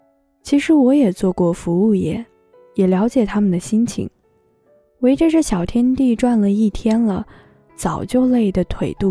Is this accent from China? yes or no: yes; Tianshui, Gansu, China; 我说我也是甘肃的，甘肃天水。